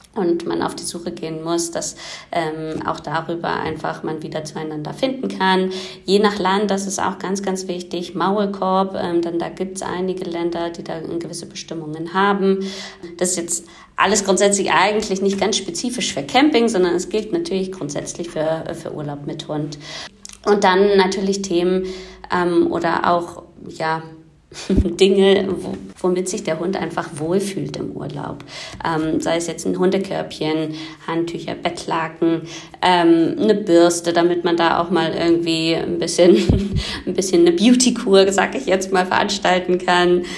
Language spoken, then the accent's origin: German; Germany; bei uns in Deutschland